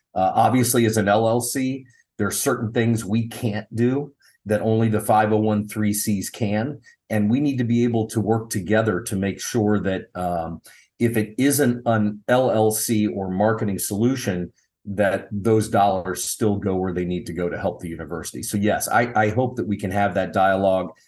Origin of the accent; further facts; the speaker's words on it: Dayton, Ohio, United States; I was born and raised in Dayton, Ohio